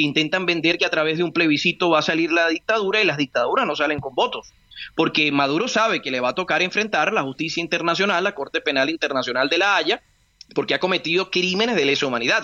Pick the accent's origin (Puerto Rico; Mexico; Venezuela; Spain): Venezuela; now in Colombia; yo que soy venezolano